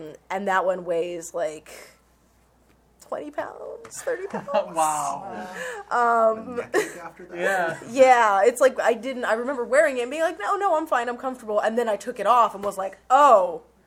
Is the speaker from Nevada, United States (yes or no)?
yes; Nevada, United States; I'm from Nevada